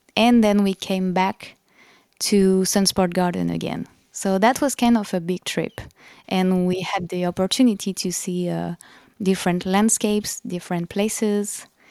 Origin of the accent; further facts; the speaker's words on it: France; accent: French; English is a second language; my French accent